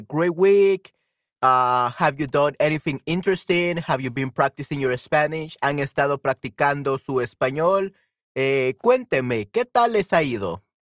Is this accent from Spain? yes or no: no; El Salvador; soy este salvadoreño de El Salvador, latinoamericano